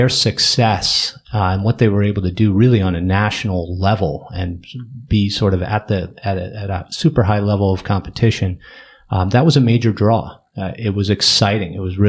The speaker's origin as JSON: {"language": "English", "town": "Wilton", "region": "Connecticut", "country": "United States", "tie": "born or raised there", "said": "I grew up in Wilton."}